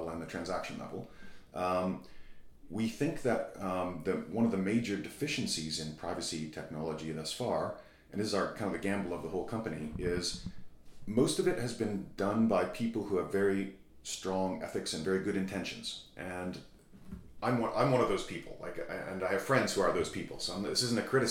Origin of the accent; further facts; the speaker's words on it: Canada; I'm from Canada